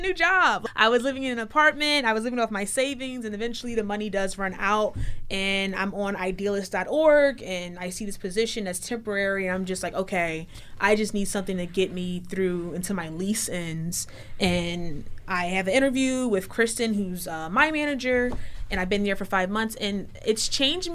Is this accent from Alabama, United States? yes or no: no; Philadelphia, Pennsylvania, United States; I'm from West Philly